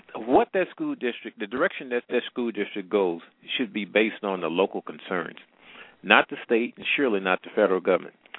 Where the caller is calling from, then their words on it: Missouri, United States; I'm calling from the Midwest, matter of fact, Missouri